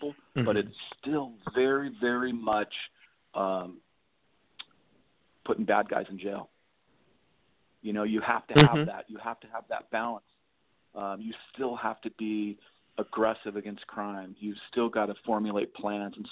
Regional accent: Lawndale, California, United States; I grew up here in the South Bay. And I grew up in Lawndale

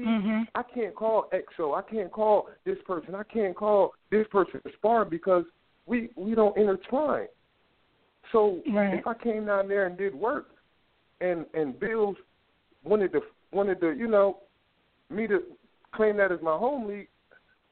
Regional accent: New Jersey, United States; I'm from Jersey

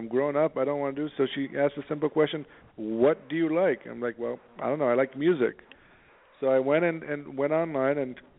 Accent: San Diego, California, United States; now in New York, United States; You know, I moved to New York from San Diego. I didn't know what the hell I wanted to do.

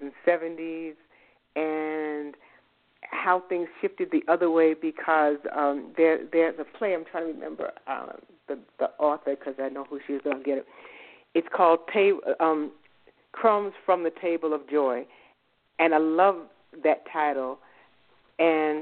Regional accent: New York City, New York, United States; moved away as an adult; also born or lived in Boston / the American South; I'm from the Bronx. I'm from New York. And I grew up there

